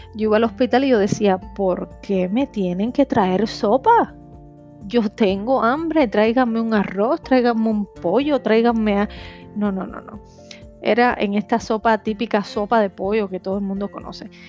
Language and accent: Spanish; Cuba; yo soy de Cuba